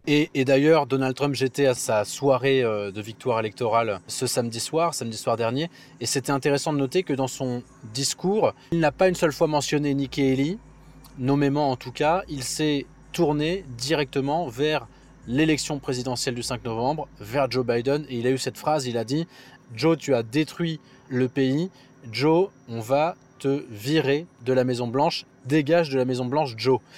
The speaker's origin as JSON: {"language": "French", "town": "Nice", "region": "Provence-Alpes-Côte d'Azur", "country": "France", "tie": "born or raised there", "moved": "yes", "said": "Nice, ma ville natale"}